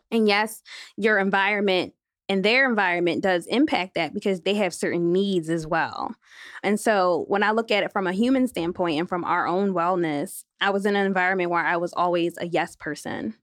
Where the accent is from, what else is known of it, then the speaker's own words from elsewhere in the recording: Philadelphia, Pennsylvania, United States; I am from Philadelphia, G Town